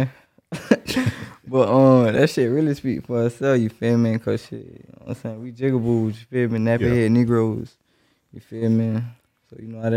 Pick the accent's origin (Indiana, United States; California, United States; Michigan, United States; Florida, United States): Florida, United States; Jacksonville; Straight out of Duval